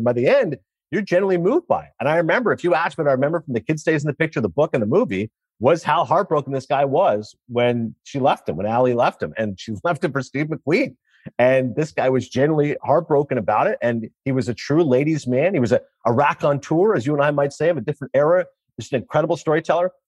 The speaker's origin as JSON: {"language": "English", "country": "Canada", "said": "As a Canadian"}